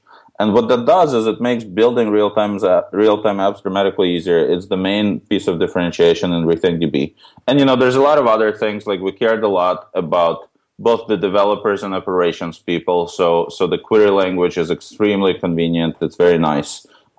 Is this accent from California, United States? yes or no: no; New York City, New York, United States; The origin story, so my background, I grew up in New York City